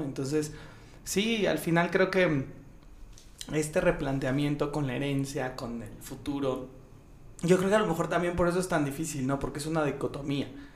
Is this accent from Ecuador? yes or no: no; Mexico; los privilegios más grandes que tenemos como mexicanos